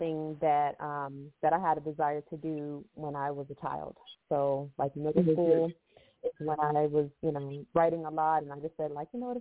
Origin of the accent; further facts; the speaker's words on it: Fort Lauderdale, Florida, United States; also born or lived in Tallahassee, Florida / Tampa, Florida; I am a native Floridian, born and raised in South Florida, in Fort Lauderdale.